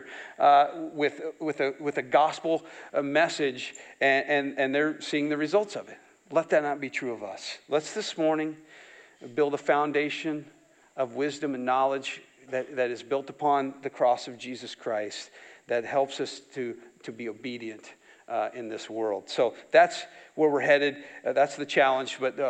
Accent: near Saterville, Iowa, United States; I grew up not far from here. a few miles down that way

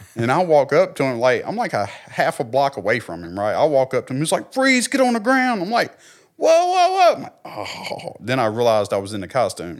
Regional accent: Clarksdale, United States; also born or lived in Texas / Oklahoma; growing up in Clarksdale

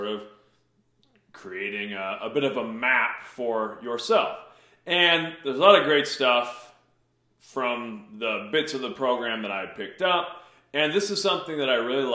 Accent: Mason City, Iowa, United States; from birth to 11 years old, I grew up on the North End of Mason City

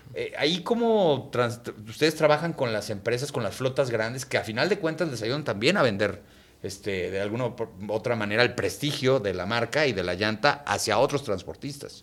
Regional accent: Mexico

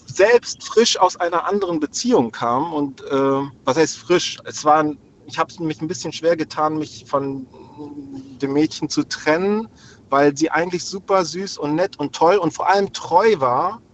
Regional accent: Hamburg, Germany; also born or lived in Lübeck; Ich bin in Hamburg aufgewachsen, nee, in Lübeck geboren und in Hamburg aufgewachsen.

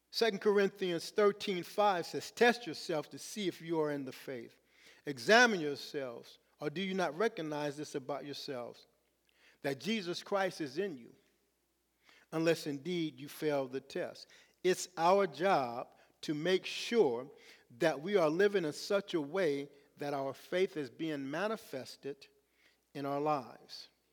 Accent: Los Angeles, California, United States; I'm from Los Angeles

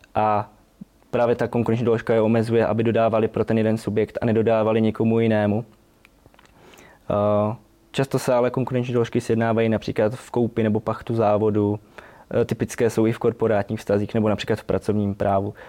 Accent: Štíty, Olomouc Region, Czechia; pocházím ze Štítu, Eh, malé městečko v Olomouckém kraji

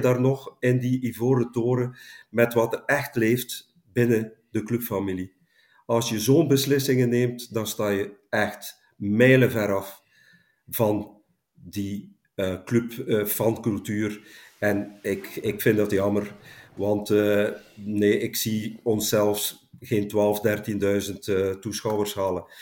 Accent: Langemark, Flanders, Belgium; in Langemark, mijn geboorteplaats

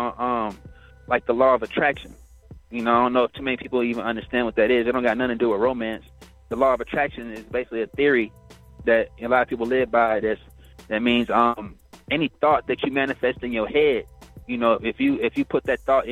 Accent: Killeen, Texas, United States; moved away as an adult; now in Atlanta, United States; my hometown of Killeen

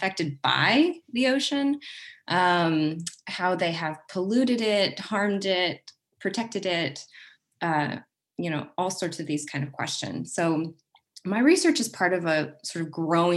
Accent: Kansas, United States; now in Oregon, United States; I grew up in Kansas, which is about as far away from the ocean as you can literally get in the United States.

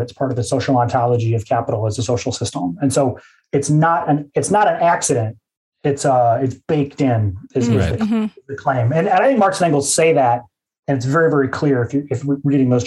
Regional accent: Midwest, United States; my disposition as a Midwesterner

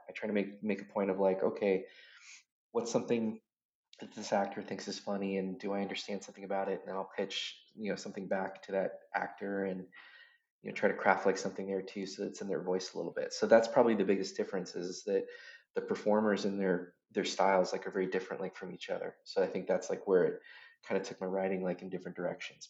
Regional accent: Washington, United States; I grew up in a really small town in Washington State.

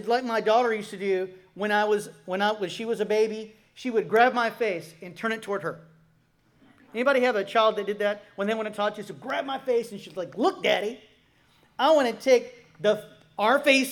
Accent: Florida, United States; I'm from Florida

